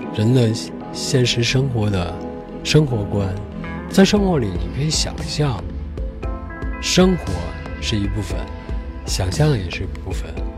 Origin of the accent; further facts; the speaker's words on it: China; 我们中国人特别喜欢听文本